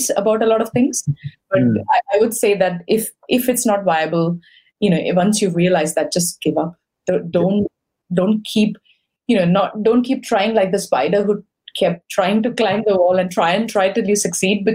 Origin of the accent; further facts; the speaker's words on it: India; now in United Kingdom; I come from India